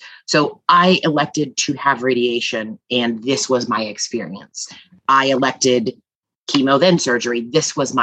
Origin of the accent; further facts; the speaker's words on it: Midwest, United States; now in East Coast, United States; I'm from the Midwest and now live on the East Coast